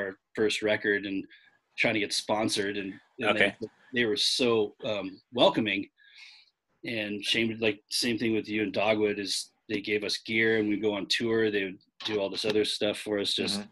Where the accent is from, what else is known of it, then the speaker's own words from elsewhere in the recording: Fallbrook, California, United States; now in Orange County, United States; I grew up in Fallbrook.